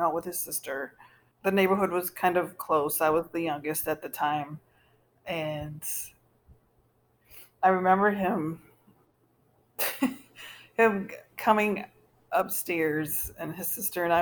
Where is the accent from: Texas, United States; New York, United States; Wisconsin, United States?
Wisconsin, United States; Baraboo; I was adopted by a white couple at 6 days old, and I was raised in Baraboo